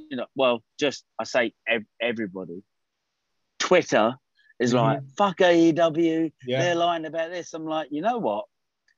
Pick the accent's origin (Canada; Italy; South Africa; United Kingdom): United Kingdom; I'm a Brit